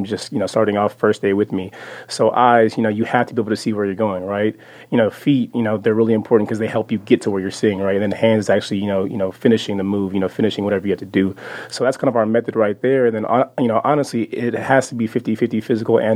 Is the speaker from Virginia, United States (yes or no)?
no; Frisco, Texas, United States; I'm from Frisco originally, so it's only 30 minutes down south